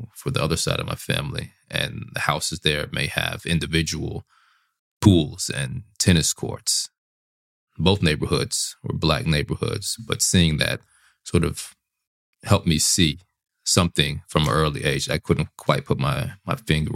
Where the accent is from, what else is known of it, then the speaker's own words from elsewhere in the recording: Little Rock, Arkansas, United States; So I'm from Little Rock, Arkansas. I grew up on one half of my family and working class and the working class neighborhood